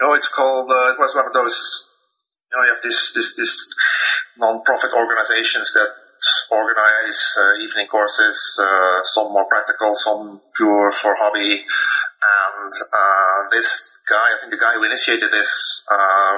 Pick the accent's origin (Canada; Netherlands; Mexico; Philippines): Netherlands; English is a second language; in Holland, we learn a lot of languages in school